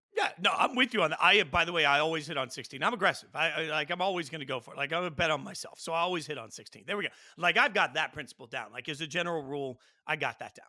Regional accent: Las Vegas, Nevada, United States; growing up in Vegas

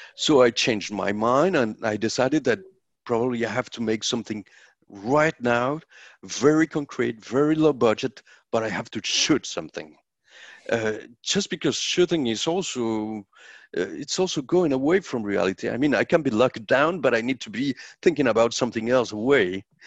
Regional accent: Colombia; i'm a colombian filmmaker

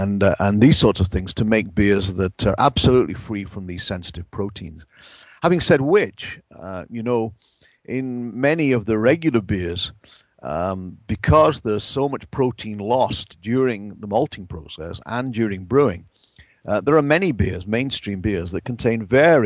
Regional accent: England, United Kingdom; moved away; Back in my home country of England

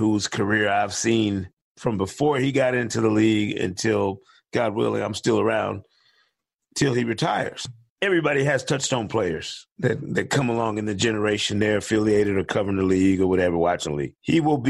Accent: Detroit area, Michigan, United States; moved away; I grew up loving the Pistons.

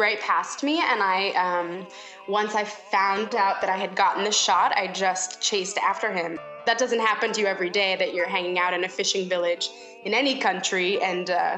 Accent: United States; accent: American; In my American accent

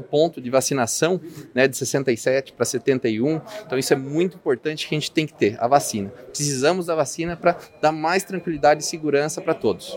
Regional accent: Sorocaba, São Paulo, Brazil; eu sou da região de Brigadeiro Tobias, da Zona Leste

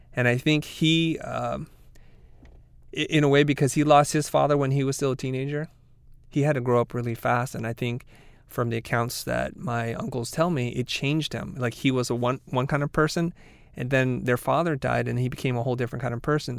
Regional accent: United States; as a person growing up in America, being first generation

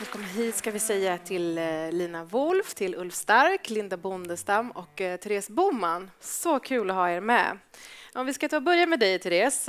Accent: Gothenburg, Västra Götaland, Sweden; jag är från Göteborg

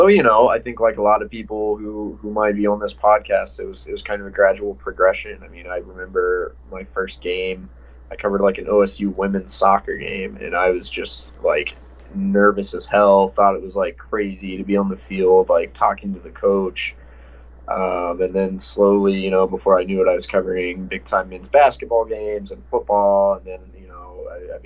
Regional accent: Texas, United States; moved away as an adult; also born or lived in Stillwater, Oklahoma; I was born and raised in Texas

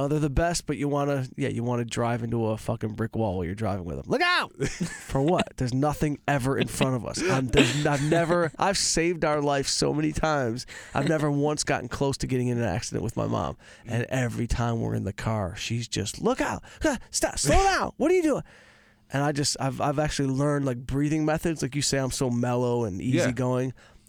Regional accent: Detroit, Michigan, United States; I'm from Detroit. We didn't have a cleaning lady.

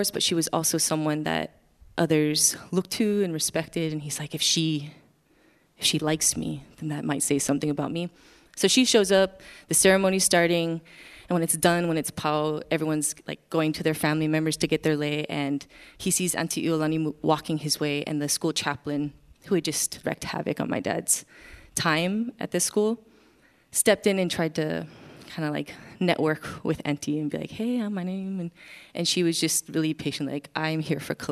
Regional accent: Wailuku, Hawaii, United States; moved away; I am from Wailuku, Maui

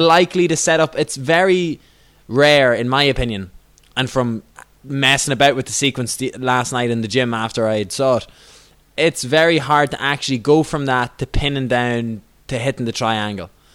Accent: Ireland; I'm an Irish person

